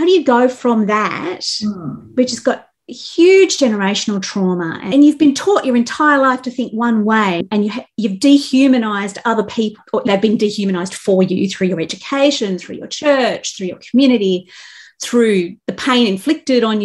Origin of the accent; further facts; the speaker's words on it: Australia; I come from Australia